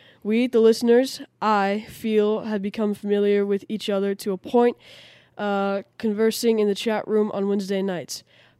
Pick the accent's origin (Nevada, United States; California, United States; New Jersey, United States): New Jersey, United States; moved away as an adult; now in Palm Coast, United States; Born and raised in New Jersey, I moved to Palm Coast, Florida, just south of St. Augustine on the East Coast 33 years ago.